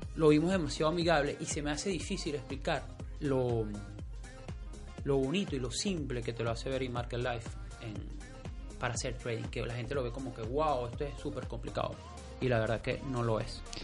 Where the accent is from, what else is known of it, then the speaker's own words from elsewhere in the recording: Venezuela; moved away; mi país de origen, que es Venezuela